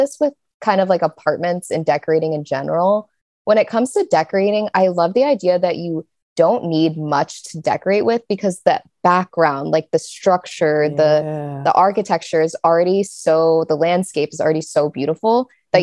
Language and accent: English; Kansas City, Missouri, United States; I'm from Kansas City